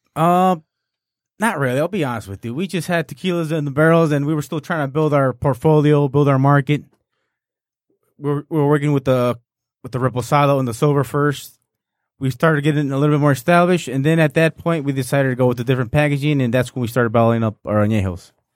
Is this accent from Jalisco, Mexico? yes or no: yes; Arandas, Jalisco, Mexico; my hometown, Ma- Arandas